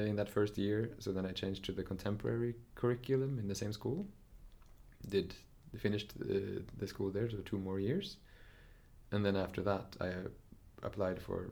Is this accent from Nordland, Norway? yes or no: no; Nesbyen, Buskerud, Norway; I grew up in Nesbyen in Norway.